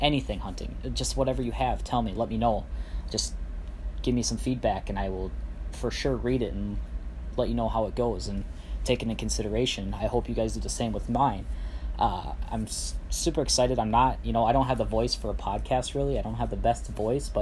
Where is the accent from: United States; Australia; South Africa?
United States; central Minnesota; I am from central Minnesota